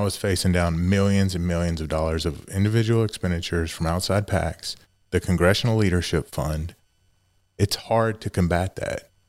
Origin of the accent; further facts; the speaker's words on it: East Montgomery County, Texas, United States; That that's where I grew up my whole life.